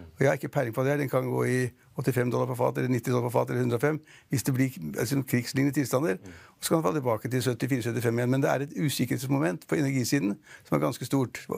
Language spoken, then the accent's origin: Norwegian; Norway; Vi nordmenn er ikke sånn veldig liksom, reiser i morgen